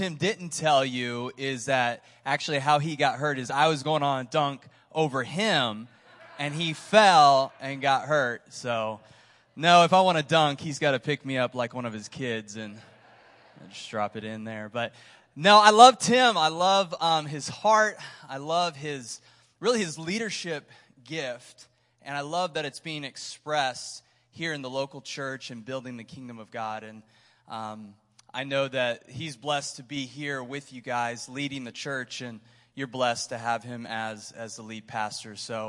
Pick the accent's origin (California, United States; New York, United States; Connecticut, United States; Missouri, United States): Missouri, United States; But we're from Missouri, so we live in Kansas City.